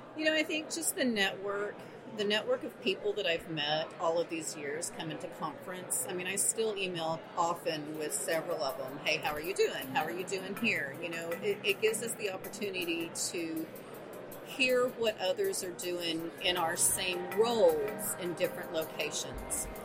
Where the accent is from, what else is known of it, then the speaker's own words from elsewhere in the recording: Texas, United States; also born or lived in New Mexico; now in Alamogordo, United States; I'm actually a Texan. So i okay. was in West Texas for years and years, and then finally moved to the mountains of New Mexico